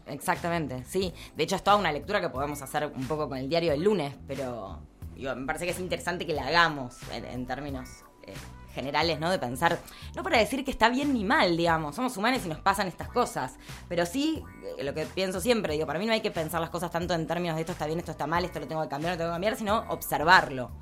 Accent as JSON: {"language": "Spanish", "country": "Argentina"}